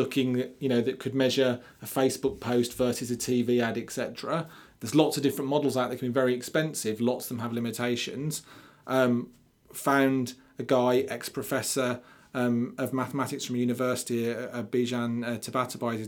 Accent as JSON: {"language": "English", "town": "Birmingham", "region": "West Midlands", "country": "United Kingdom", "said": "I'm from Birmingham."}